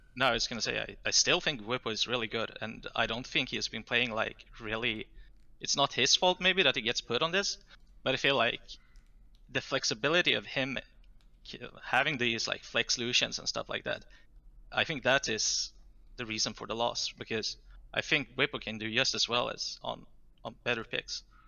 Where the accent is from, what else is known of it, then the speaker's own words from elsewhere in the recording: Jönköping, Jönköping County, Sweden; That's my hometown.